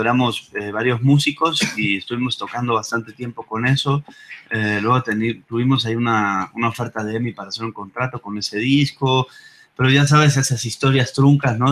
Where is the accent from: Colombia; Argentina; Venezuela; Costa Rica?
Argentina; Buenos Aires; moved away as an adult; also born or lived in Playa del Carmen, Mexico; now in Mexico City, Mexico; yo soy de Buenos Aires, de Argentina. Vine a tocar hace ya como 14 años eh, a México.